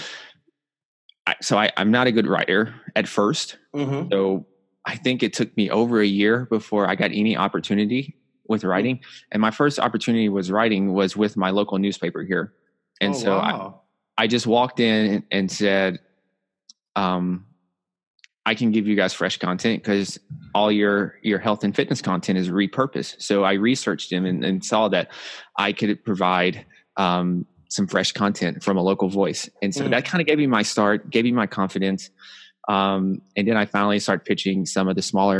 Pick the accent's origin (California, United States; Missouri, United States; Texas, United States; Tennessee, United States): Tennessee, United States; Nashville; growing up, I'm from Nashville, Tennessee, South